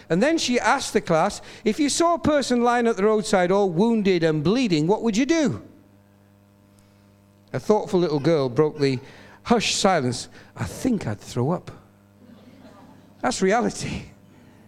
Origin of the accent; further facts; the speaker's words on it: Bishop Auckland, North East England, United Kingdom; also born or lived in Newcastle; I used to go back to church in my hometown in Bishop Auckland, where my dad and mum were pastoring